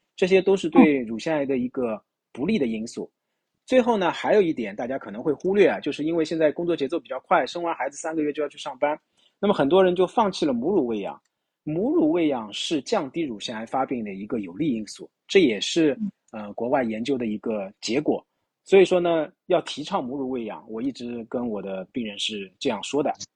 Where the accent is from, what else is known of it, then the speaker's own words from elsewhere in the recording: China; 我们中国人、东方人